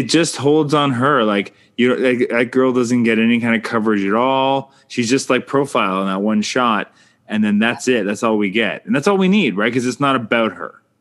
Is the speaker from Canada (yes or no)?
yes; Canada; I'm Canadian filmmaker